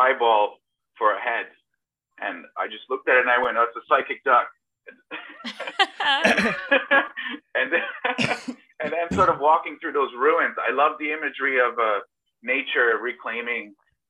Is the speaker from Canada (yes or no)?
yes; Toronto, Ontario, Canada; moved away as an adult; also born or lived in Belgrade, Serbia; now in Croatia; I was born in Belgrade, Serbia, and I left in 1991 because of the war, Balkan War, and I moved to Toronto. I lived pretty much in the city for 26 years, stayed there